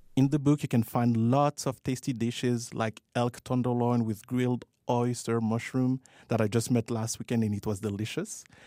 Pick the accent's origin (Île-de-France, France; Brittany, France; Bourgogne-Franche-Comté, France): Île-de-France, France; Paris; moved away as an adult; now in Calgary, Canada; I was born and raised in Paris, and when I moved here